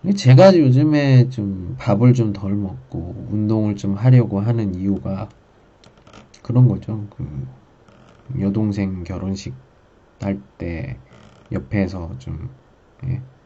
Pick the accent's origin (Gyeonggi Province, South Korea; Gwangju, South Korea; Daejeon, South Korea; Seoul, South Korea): Daejeon, South Korea; moved away as an adult; now in Qingdao, China; 저 집은 대전입니다